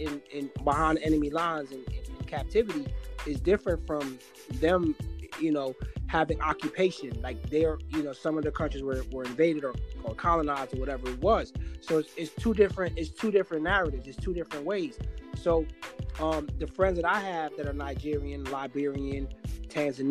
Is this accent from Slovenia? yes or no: no; Guyana; now in United States; I'm South American, but they identify us as Caribbean, but I was born in South America